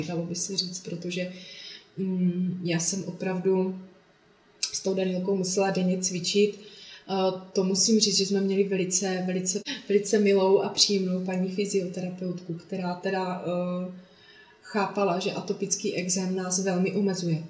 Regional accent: Traplice, Zlín Region, Czechia; also born or lived in Olomouc; pocházím eh, ze Slovácka od Uherského hlediště, mm-hmm. kde bydlím s rodinou, s manželem, se dvěma dětmi v malé dětince v Traplicích, mm-hmm. kde jsem i vyrůstala a chodila do školy

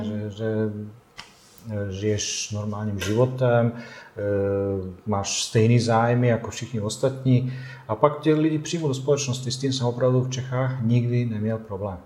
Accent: Tuzla, Federation of Bosnia and Herzegovina, Bosnia & Herzegovina; Czech is a second language; moved away as an adult; also born or lived in Tušimice, Czech Republic; now in Plzeň, Czech Republic; já pocházím z Bosny a Hercegoviny

